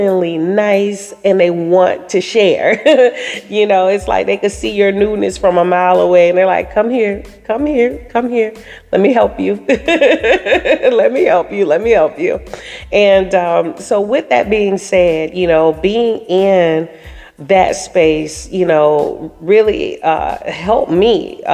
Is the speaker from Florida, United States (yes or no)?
yes; Daytona Beach, Florida, United States; moved away; my hometown of Daytona Beach, Florida